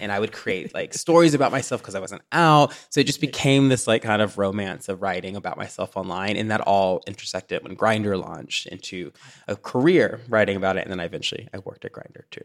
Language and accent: English; Tennessee, United States; also born or lived in Chicago; now in Los Angeles, United States; growing up in the South